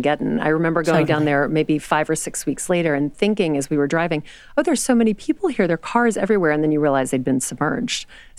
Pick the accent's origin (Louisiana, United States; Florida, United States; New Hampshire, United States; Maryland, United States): Louisiana, United States; moved away as an adult; also born or lived in New York; So I grew up in Louisiana